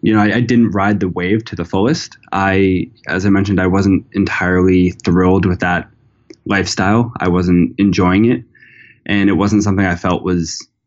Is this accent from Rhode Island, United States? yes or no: yes; Narragansett, Rhode Island, United States; I'm from Narragansett, Rhode Island, which is, you know, a small town in the smallest state.